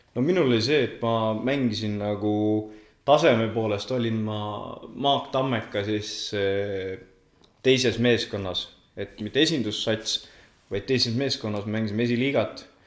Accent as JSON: {"language": "Estonian", "town": "Otepää", "region": "Valga County", "country": "Estonia", "tie": "born or raised there", "also_born_or_lived": "Tartu", "said": "tegelikult olen Otepää külje alt, kaheksa kilomeetrit Otepääst nii-öelda Tartu poole, Nõuni külast pärit"}